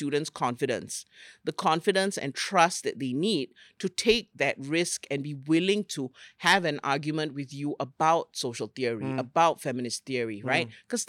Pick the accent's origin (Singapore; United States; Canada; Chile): Singapore; I'm a Singaporean from a very small island who had big dreams and wanted to learn about the world, right?